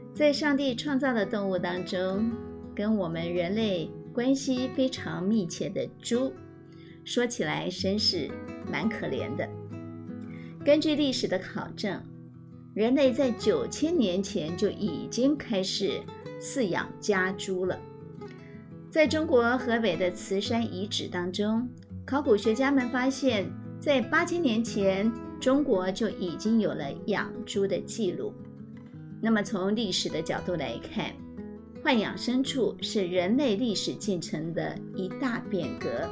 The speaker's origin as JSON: {"language": "Chinese", "region": "rural Tainan", "country": "Taiwan", "tie": "born or raised there", "said": "我从小呢，成长在台南的乡下"}